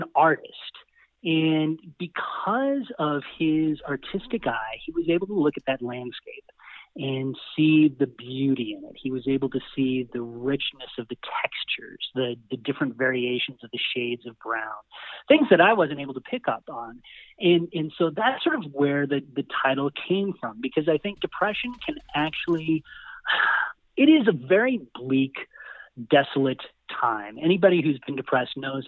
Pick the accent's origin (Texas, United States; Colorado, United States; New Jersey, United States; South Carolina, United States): Colorado, United States; San Luis Valley; we come from the San Luis Valley in Colorado